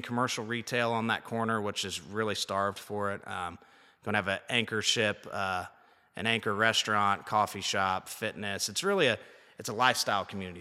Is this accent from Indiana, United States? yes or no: yes; Liberty, Indiana, United States; moved away as an adult; now in Nashville, United States; We were high school wrestling teammates, good buddies, um, from a small little town, Liberty, Indiana